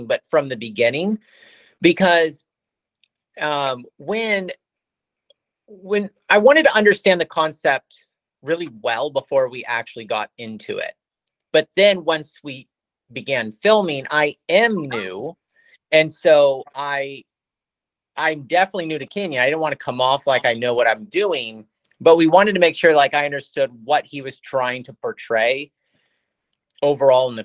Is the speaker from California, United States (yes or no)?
yes; California, United States; moved away as an adult; now in Redmond, United States; I am from California. I'm living in Redmond, Washington now